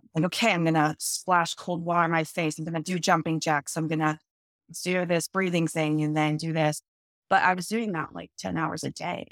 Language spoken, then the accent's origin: English; Boulder, Colorado, United States; moved away as an adult; also born or lived in Canada / Seattle, Washington; now in Portland, United States; I'm originally from Canada, but I grew up in the Boulder, Colorado area